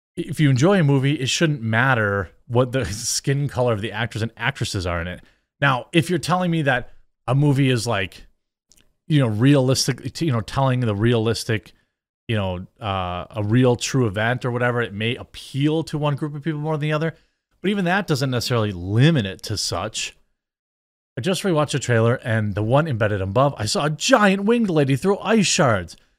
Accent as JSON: {"language": "English", "country": "United States", "said": "as an American"}